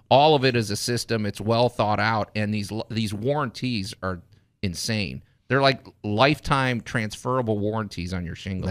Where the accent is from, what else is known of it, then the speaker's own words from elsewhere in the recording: Chicago, Illinois, United States; moved away as an adult; now in Memphis, United States; I grew up in Chicago